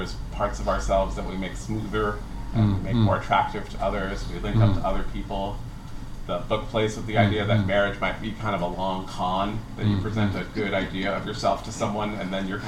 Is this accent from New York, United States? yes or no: no; San Francisco, California, United States; I grew up near Stern Grove